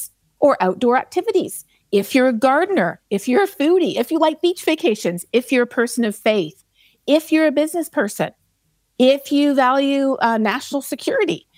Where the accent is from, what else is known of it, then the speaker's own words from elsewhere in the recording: Canada; now in Texas, United States; I'm a Canadian and I live in Texas